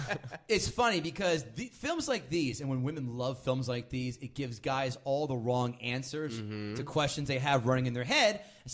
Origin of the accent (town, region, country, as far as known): Mercer County area, New Jersey, United States; born or raised there